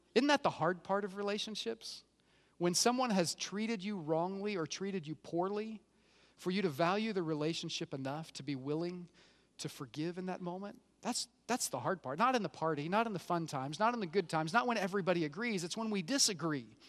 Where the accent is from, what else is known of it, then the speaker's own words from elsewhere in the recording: Oklahoma, United States; I grew up in Oklahoma, so I've kinda got redneck flowing through my bane, veins.